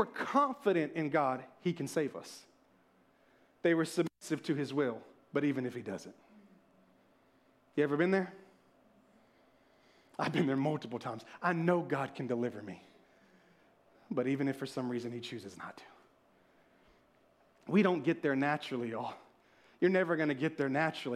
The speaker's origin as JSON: {"language": "English", "region": "the South", "country": "United States", "said": "I'm from the South."}